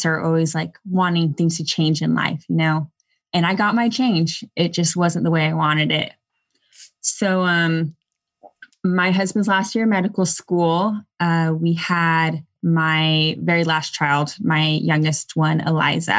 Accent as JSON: {"language": "English", "region": "Southern California", "country": "United States", "tie": "born or raised there", "also_born_or_lived": "Texas", "moved": "yes", "lives_now": "Durham, North Carolina, United States", "said": "I grew up in Southern California, then moved to Texas, and then moved to North Carolina."}